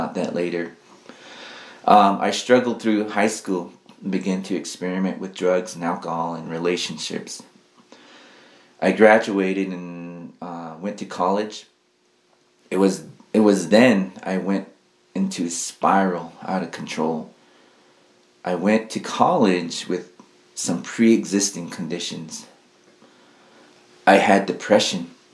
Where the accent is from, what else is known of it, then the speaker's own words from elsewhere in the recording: Tonalea, Arizona, United States; also born or lived in Red Lake, Arizona; now in Tuba City, United States; I'm from Tonalea, Arizona